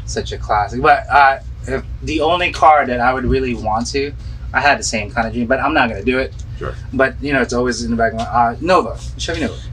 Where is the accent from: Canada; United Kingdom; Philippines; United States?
Philippines; moved away; when I was growing up in the Philippines.